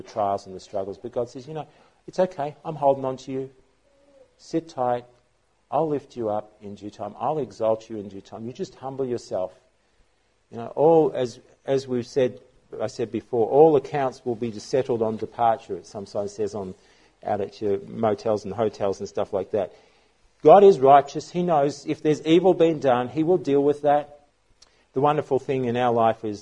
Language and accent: English; Australia